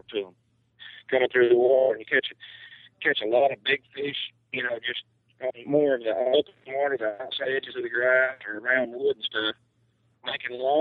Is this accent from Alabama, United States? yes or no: yes; Alabama, United States; growing up in Alabama